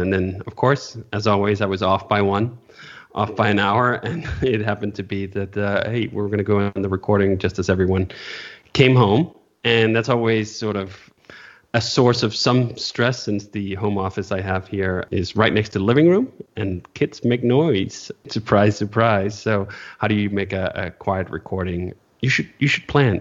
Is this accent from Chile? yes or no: no; Denmark; moved away; also born or lived in California; I currently live in Denmark. I grew up in Denmark, and now I'm back here in Denmark